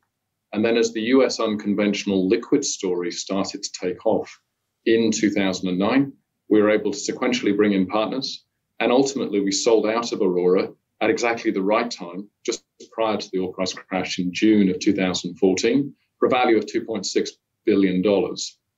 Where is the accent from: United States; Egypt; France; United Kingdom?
United Kingdom; moved away as an adult; now in Perth, Australia; No, I'm a Brit originally, but I was lucky enough to marry in Australia and got to move down here back in 2003.